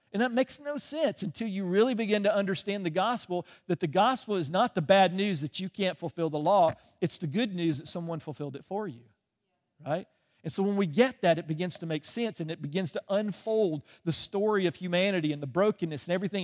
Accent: Birmingham, Alabama, United States; moved away as an adult; also born or lived in England; I grew up in the South. I grew up, uh, just outside of Birmingham, um, until I was almost what, nineteen, twenty years old

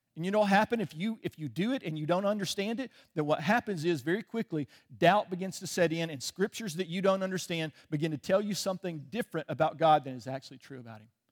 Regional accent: Chicago, Illinois, United States; moved away; I was born in Chicago.

